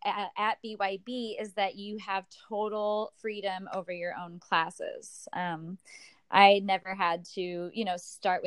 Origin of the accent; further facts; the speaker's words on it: St. Louis, Missouri, United States; also born or lived in Oklahoma City; now in New York, United States; I'm from St. Louis originally